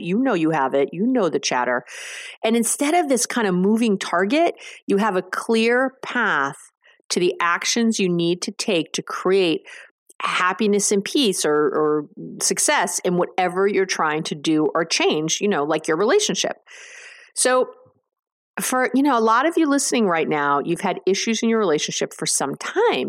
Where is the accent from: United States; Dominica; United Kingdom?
United States; New York; I'm a Jew from New York